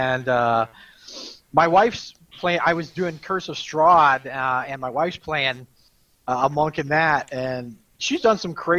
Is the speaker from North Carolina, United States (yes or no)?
no; Dayton, Ohio, United States; because he knew I was from Dayton, Ohio.